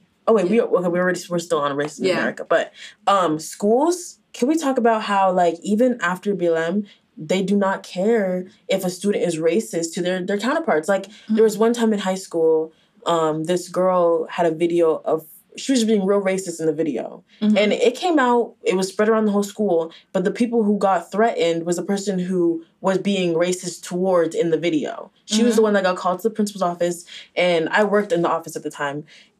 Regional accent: Nigeria; Like, and also, like, I feel like since you're Haitian, I'm Nigerian, we were never like gonna be

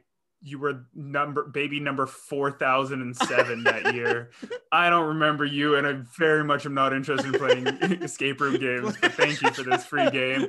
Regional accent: Northwest Territories, Canada; I was born in the Northwest Territories in Canada, and like so far up north and that there's like polar bears and stuff.

